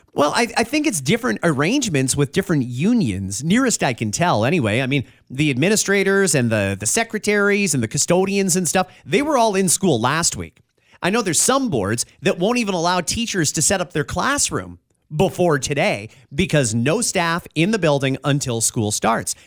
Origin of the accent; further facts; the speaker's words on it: Burlington, Ontario, Canada; I'm from Burlington